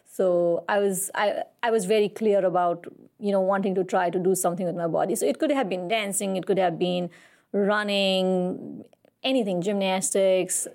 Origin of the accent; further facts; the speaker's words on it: Kathmandu, Bagmati, Nepal; I was born and raised in Kathmandu